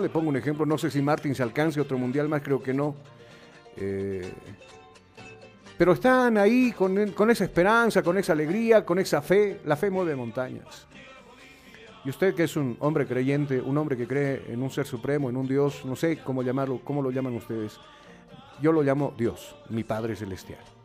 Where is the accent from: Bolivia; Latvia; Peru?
Bolivia; yo soy un boliviano más